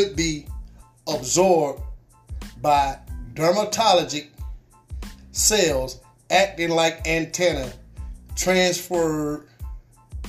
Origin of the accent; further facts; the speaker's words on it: United States; my hometown folks right here in the Twin City